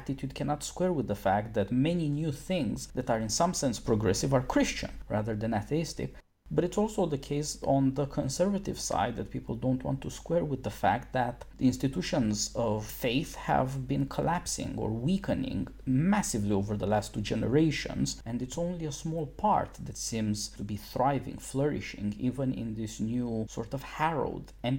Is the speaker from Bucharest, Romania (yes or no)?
yes; Bucharest, Romania; moved away; also born or lived in America; I was born and raised in Bucharest in Romania